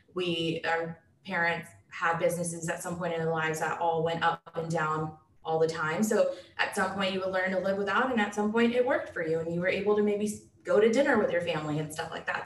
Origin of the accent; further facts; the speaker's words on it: Dallas, Texas, United States; am born and raised in Dallas, Texas